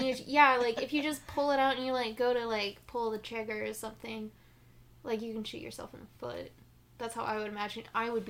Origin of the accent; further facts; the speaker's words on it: Spring, Texas, United States; I grew up in Spring, right? Over mm-hmm. by Houston.